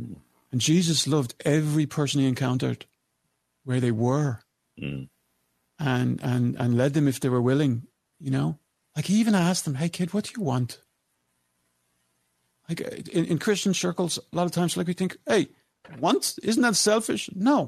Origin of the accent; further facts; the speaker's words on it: Ireland; And I'm your Irish brother.